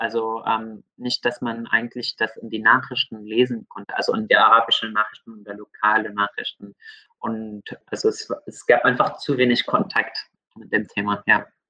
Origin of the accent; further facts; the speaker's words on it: Syria; moved away; also ich bin in Syrien aufgewachsen, und ich habe einen großen Teil meines Lebens dort gebracht